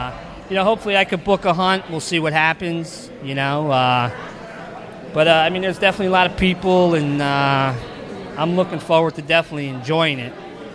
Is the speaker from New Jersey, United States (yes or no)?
yes; New Jersey, United States; I'm from New Jersey.